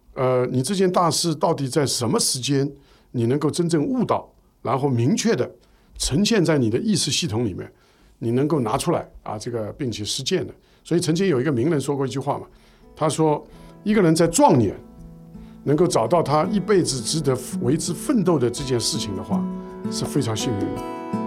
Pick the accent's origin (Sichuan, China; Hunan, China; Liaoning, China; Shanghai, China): Shanghai, China; 我们是上海人，我所以我们上海那个时候呢